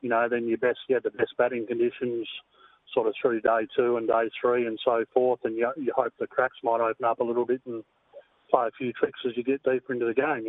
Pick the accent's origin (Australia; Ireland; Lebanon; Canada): Australia; Perth, Western Australia; Yeah, well, I'm a hills boy. That's where I played all my junior cricket.